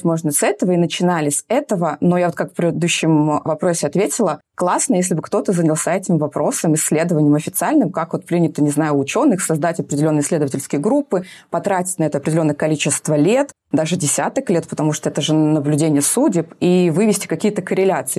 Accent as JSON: {"language": "Russian", "region": "Urals", "country": "Russia", "also_born_or_lived": "Moscow", "moved": "as an adult", "said": "я с Урала"}